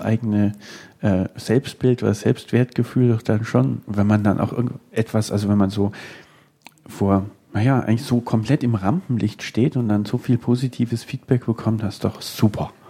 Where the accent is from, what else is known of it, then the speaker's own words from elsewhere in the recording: Nuremberg, Bavaria, Germany; als Nürnberger